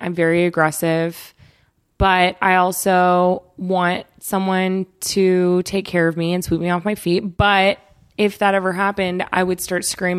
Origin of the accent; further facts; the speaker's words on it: Redlands, California, United States; also born or lived in East Coast, United States; I was born on the East Coast, and then I moved when I was really little to a town called Redlands, which is an mm-hmm. hour east of here.